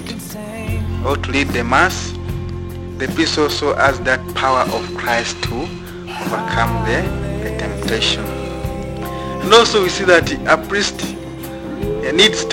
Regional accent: Hoima, Western Region, Uganda; I'm from Uganda, in the western part of Uganda, and that is Hoima.

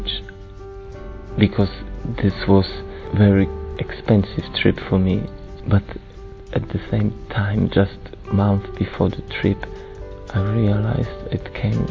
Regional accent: Poland; I'm from Poland.

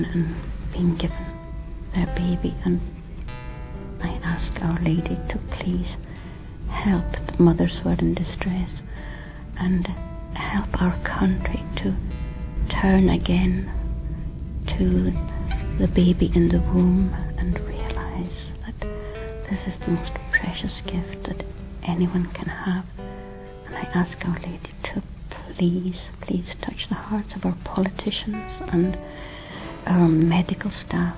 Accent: Scotland, United Kingdom; I'm from Scotland

